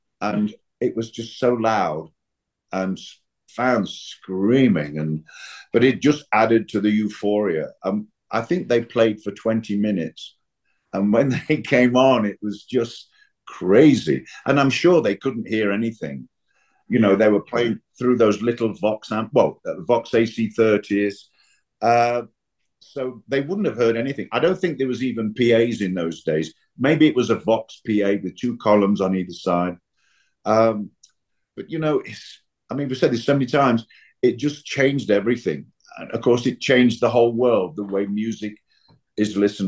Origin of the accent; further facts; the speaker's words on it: Nottingham, East Midlands, United Kingdom; Nottingham, my hometown